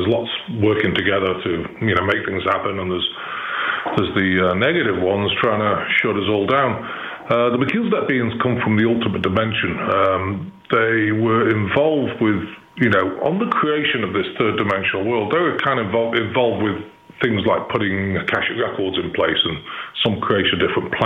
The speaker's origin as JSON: {"language": "English", "town": "Chester", "region": "North West England", "country": "United Kingdom", "tie": "born or raised there", "accent": "English", "moved": "as an adult", "lives_now": "Missouri, United States", "said": "I live in Missouri, but I was born in Chester, which is 20 miles from Liverpool and 30 miles from Manchester. So, I came here about in 2010."}